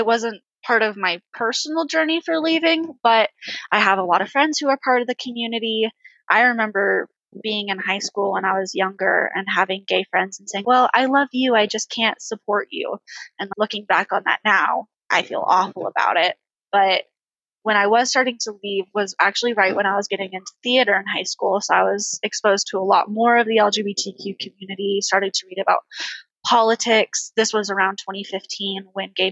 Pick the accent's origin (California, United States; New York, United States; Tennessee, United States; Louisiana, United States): California, United States; now in Orem, United States; I live in Orem, Utah, but I'm from California